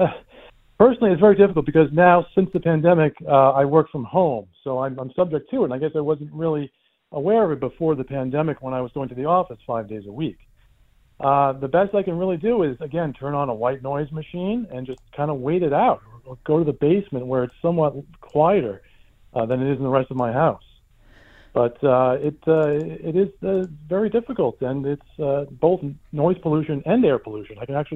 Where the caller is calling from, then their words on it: Merrick, New York, United States; Yes, I'm calling from Merrick, which is a densely populated suburb in Nassau County.